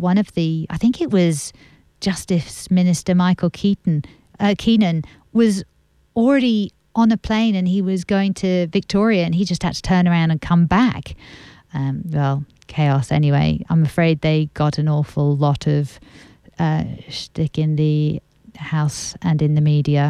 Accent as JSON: {"language": "English", "region": "England", "country": "United Kingdom", "moved": "yes", "lives_now": "Australia", "said": "I'm English"}